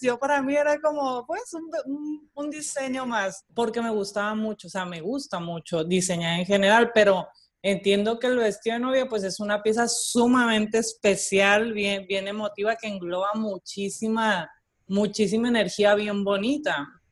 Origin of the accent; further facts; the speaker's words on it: Mexico; moved away as an adult; now in Puerto Rico; yo estudié diseño y coordinación de modas en México, soy mexicana, eh, llevo 13 años viviendo ya aquí